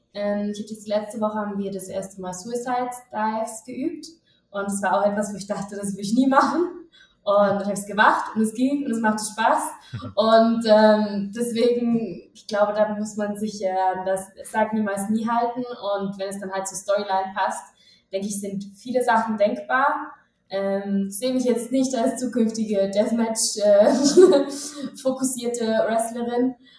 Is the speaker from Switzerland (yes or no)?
yes; Switzerland; moved away as an adult; now in Mexico City, Mexico; ich bin Schweizerin ähm, und ich habe vorher im Marketing in der Schweiz gearbeitet.